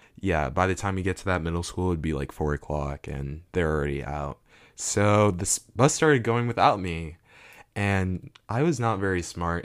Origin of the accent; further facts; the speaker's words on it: South Florida, United States; also born or lived in Ghana; I'm from South Florida